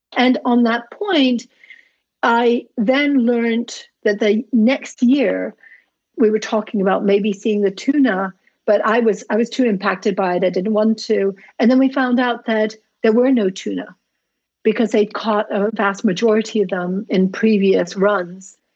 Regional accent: Tunisia; I grew up in Tunisia in North Africa

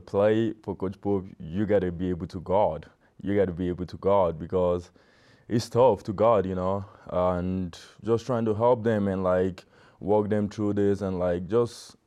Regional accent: Nigeria; moved away; being a Nigerian

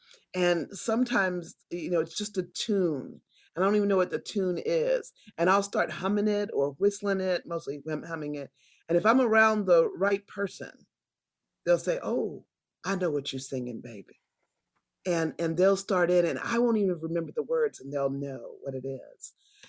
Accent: Annandale, Virginia, United States; We grew up in Annandale, Virginia, and I went to Second Baptist Church, an all-Black church.

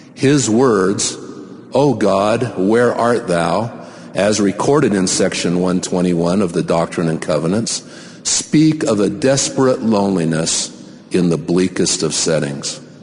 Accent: Salt Lake Valley, Utah, United States; From my earliest days growing up in the Cottonwood Stake in the Salt Lake Valley

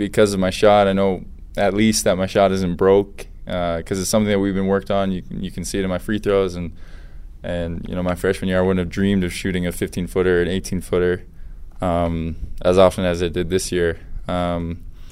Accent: Boston, Massachusetts, United States; now in Utah, United States; I grew up in Boston

